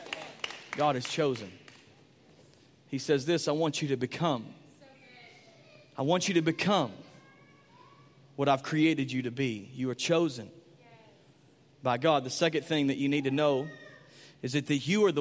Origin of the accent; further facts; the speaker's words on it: Sulphur Springs, Texas, United States; moved away; I was from Sulphur Springs.